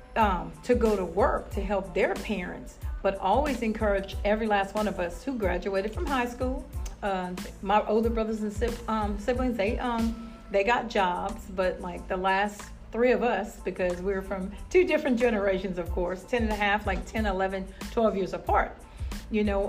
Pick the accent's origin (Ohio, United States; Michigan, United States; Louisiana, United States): Louisiana, United States; New Iberia; I am from New Iberia, Louisiana, born and raised there.